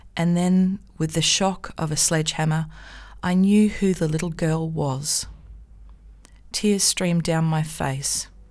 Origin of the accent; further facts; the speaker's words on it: Australia; As an Australian